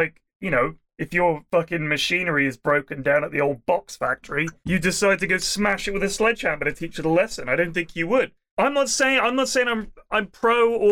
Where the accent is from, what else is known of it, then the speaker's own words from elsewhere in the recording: United Kingdom; I'm British